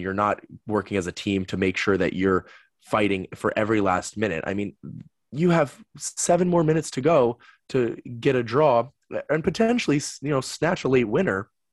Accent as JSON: {"language": "English", "country": "United States", "said": "as an American"}